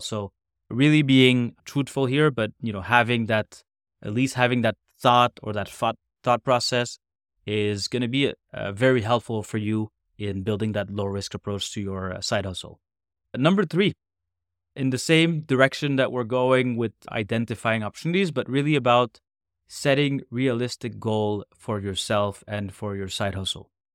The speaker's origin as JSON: {"language": "English", "country": "Canada", "said": "a Canadian, North American, man"}